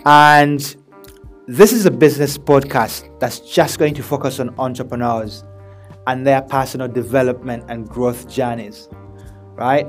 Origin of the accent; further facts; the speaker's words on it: Birmingham, West Midlands, United Kingdom; also born or lived in Uganda / Manchester; I was born in Uganda and I moved over and grew up in Birmingham, in England, obviously, as a teenager.